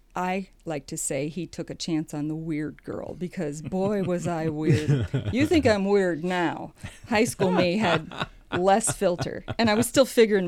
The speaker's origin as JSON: {"language": "English", "town": "Sheldon", "region": "Iowa", "country": "United States", "tie": "born or raised there", "said": "we had an indoor pool in my hometown"}